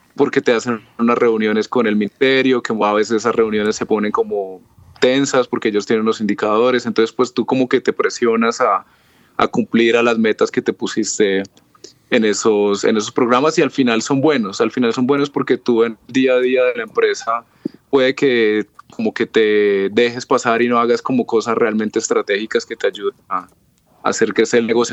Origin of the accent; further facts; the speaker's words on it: Cúcuta, Norte de Santander, Colombia; now in Bogotá, Colombia; yo soy colombiano. Eh, me encuentro en Bogotá, pero yo soy de la ciudad de Cúcuta, que está en la frontera con Venezuela